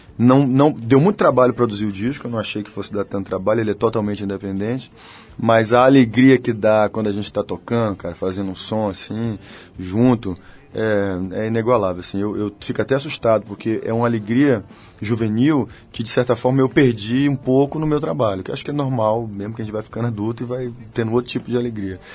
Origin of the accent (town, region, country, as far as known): Bahia, Brazil